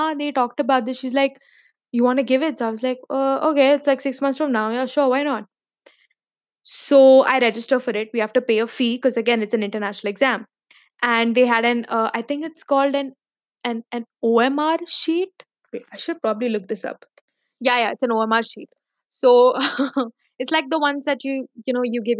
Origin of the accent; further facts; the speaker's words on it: Dubai, United Arab Emirates; also born or lived in Mumbai, India; I was born and brought up in Dubai, but briefly, when I was in the fifth grade till the end of seventh grade, we relocated to Bombay